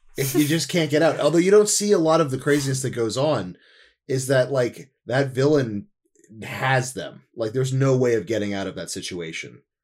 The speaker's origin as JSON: {"language": "English", "region": "New Jersey", "country": "United States", "tie": "born or raised there", "said": "growing up in New Jersey and having, like, a huge amount of acreage behind"}